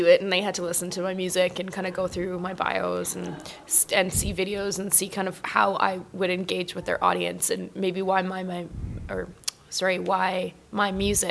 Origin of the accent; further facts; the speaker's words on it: Edmonton, Alberta, Canada; I grew up in Edmonton